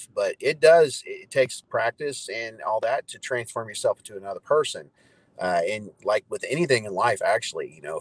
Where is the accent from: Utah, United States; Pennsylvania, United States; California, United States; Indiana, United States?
Indiana, United States; Evansville; moved away as an adult; now in Norman, United States; I'm originally from Southern Indiana, actually Evansville